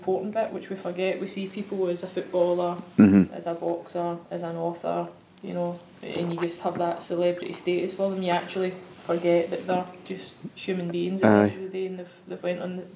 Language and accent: English; Glasgow, Scotland, United Kingdom; growing up in the East End of Glasgow